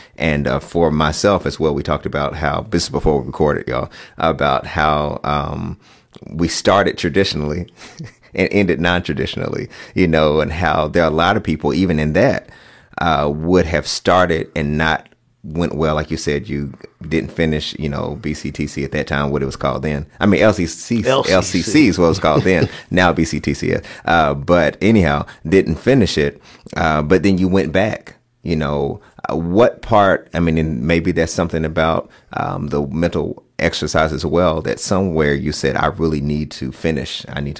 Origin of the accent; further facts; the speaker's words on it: Kentucky, United States; I grew up having a garden in our backyard when I was growing up in Western Kentucky.